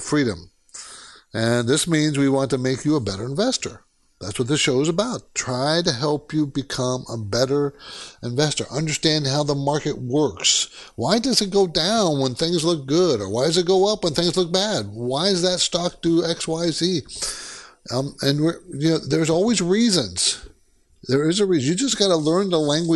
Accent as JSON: {"language": "English", "region": "Southern California", "country": "United States", "tie": "born or raised there", "also_born_or_lived": "Seattle / New York City area", "said": "I was actually born in Seattle, but I was raised in Southern California"}